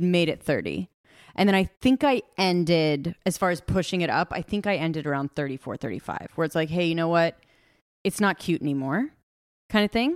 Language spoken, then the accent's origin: English; Los Angeles, California, United States; now in Carolina Beach, United States; I am from Los Angeles